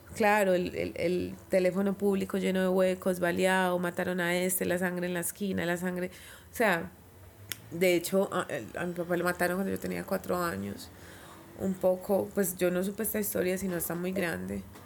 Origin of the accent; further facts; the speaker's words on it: Bello, Antioquia, Colombia; yo crecí en el barrio París. Viví en el barrio París hasta los nueve años